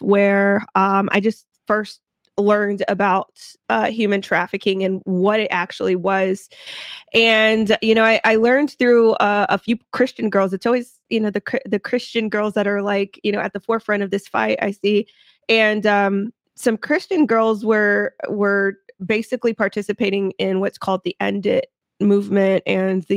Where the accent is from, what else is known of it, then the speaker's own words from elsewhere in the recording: Houston, Texas, United States; I am a Houston native